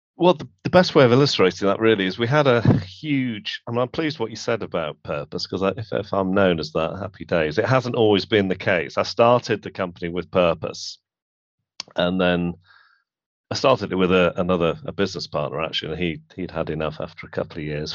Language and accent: English; Manchester, North West England, United Kingdom; where I grew up in Manchester